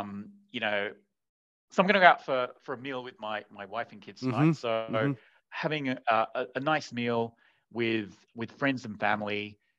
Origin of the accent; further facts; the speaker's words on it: Sydney, New South Wales, Australia; also born or lived in Asia; I grew up eating them in Sydney, but I didn't even know what they were. So because all the bakeries were run by Vietnamese immigrants, and they just have these. And so then it was only years later when I moved to Asia.